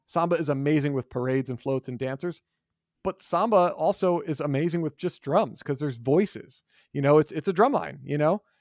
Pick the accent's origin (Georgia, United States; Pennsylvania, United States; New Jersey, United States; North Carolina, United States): New Jersey, United States; moved away; where I grew up in New Jersey, we started after Labor Day